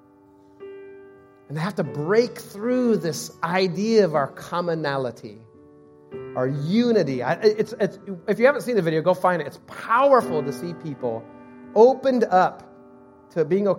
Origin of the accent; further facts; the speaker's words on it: United States; I'm American, Swedish, Assemblies of God, non-sports fan, I am first Christian